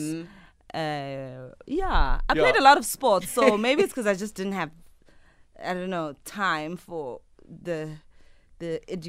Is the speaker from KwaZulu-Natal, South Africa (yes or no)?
yes; Ladysmith, KwaZulu-Natal, South Africa; also born or lived in Durban; now in Johannesburg, South Africa; I grew up in Ladysmith, born and raised in Ladysmith, moved to Durban, and then Joburg.